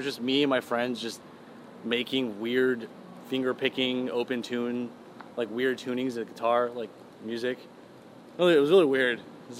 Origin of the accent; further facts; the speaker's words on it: Georgia, United States; English is a second language; now in Los Angeles, United States; growing up in Georgia, there was no... It's not many Persians. It's all just white.